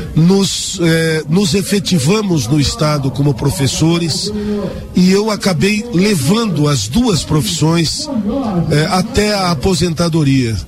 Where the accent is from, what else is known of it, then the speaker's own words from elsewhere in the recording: São Paulo, Brazil; eu nasci num circo no estado de São Paulo